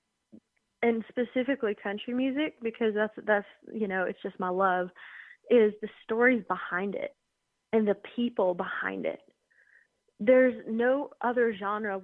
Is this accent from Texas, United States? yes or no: no; the Smokies, Tennessee, United States; growing up in the Smokies. We were pretty close to Great Smoky Mountain National